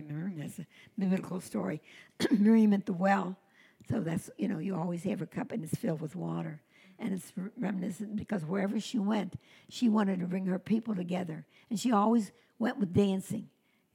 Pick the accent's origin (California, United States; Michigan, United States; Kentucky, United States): Kentucky, United States; Covington; I was brought up in Covington, Kentucky